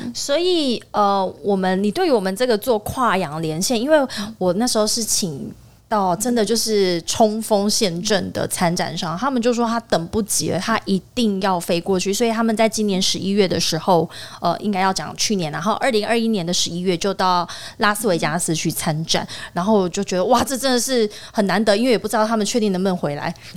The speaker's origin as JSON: {"language": "Chinese", "country": "Taiwan", "said": "对于我们台湾人来说啦"}